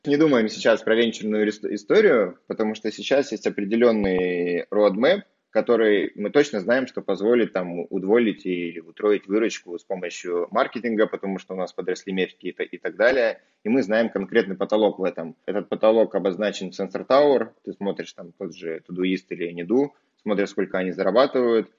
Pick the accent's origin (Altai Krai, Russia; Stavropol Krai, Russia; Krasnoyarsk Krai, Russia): Altai Krai, Russia; Barnaul; в Барнауле, откуда я родом.